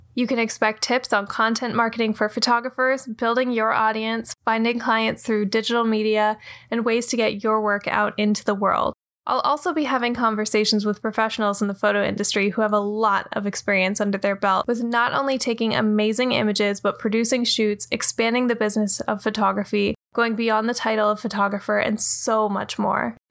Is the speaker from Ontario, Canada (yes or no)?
yes; Ontario, Canada; now in Brooklyn, United States; I grew up in Ontario, Canada, and came to New York to pursue a dream.